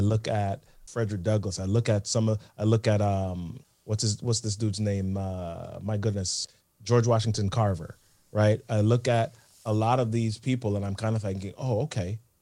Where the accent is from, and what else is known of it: Jamaica; born or raised there; moved away